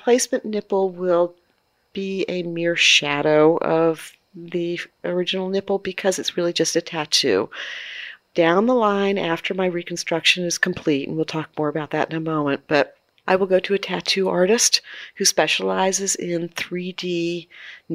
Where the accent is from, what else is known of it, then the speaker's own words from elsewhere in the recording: Maryland, United States; I'm from Maryland. I love Maryland.